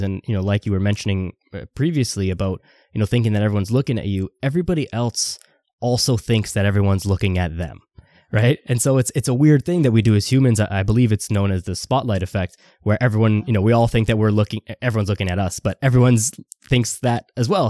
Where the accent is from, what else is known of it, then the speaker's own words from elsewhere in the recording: Toronto, Ontario, Canada; I'm from Toronto